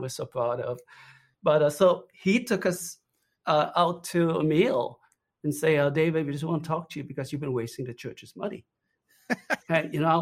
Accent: Trinidad & Tobago; accent: Trinidadian; also born or lived in South Florida, United States; now in United States; The accent you hear, by the way, is from Trinidad.

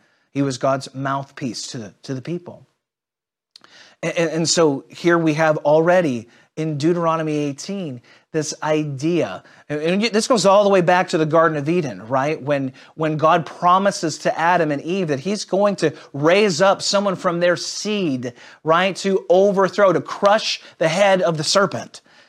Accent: Israel; As a Jew growing up in Israel, there isn't this idea of compartmentalized faith that most of us have experienced in the West.

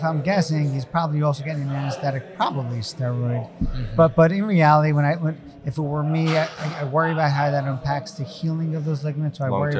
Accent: New York, United States; moved away as an adult; also born or lived in New Jersey; now in South Jersey, United States; I grew up in New York, and so like the NFC equivalent would have been like I rooted for the Giants, and then 15-20 years ago, I moved to New Jersey, and then eventually to South Jersey

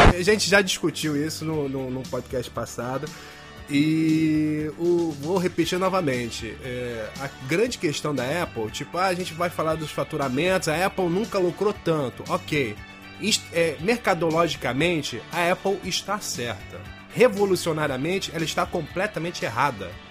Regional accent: Brazil; Como bom brasileiro

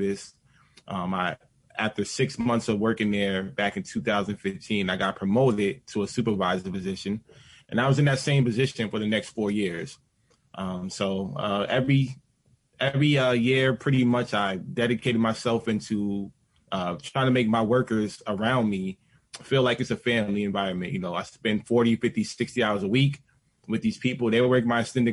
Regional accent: New Jersey, United States; I'm from New Jersey. I worked in New York at Staten Island, but yeah, 10 minutes away my whole entire life, born and raised in New Jersey

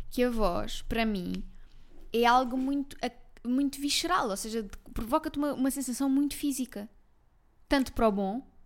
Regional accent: Malveira, Lisbon, Portugal; Que eu sou da Malveira.

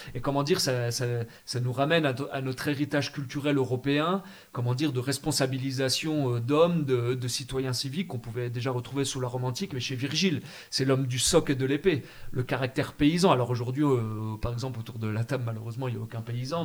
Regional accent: France

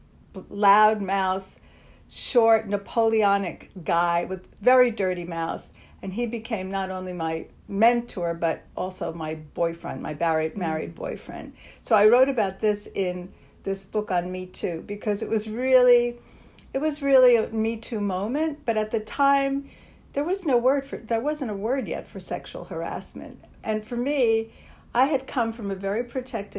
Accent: Linden, New Jersey, United States; moved away as an adult; now in New York, United States; I grew up just 15 miles from here. In a place called Linden, New Jersey

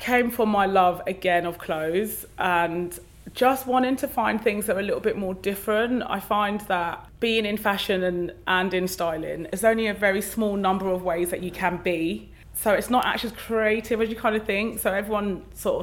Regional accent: London, United Kingdom; I'm from East London, so there's loads of venues

